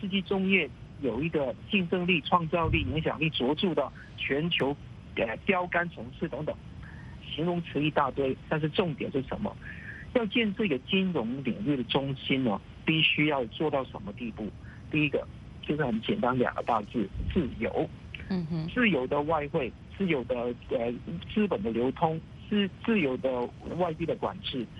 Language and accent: Chinese; Hong Kong; 我是香港人